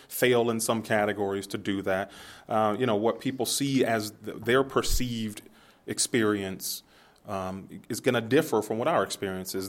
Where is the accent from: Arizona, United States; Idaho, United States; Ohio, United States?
Ohio, United States; Youngstown; I'm from Youngstown